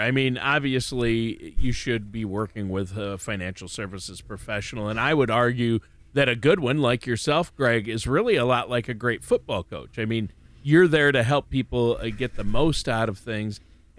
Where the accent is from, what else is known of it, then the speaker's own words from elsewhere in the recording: Minnesota, United States; I'm from Minnesota, so the Vikings are my team.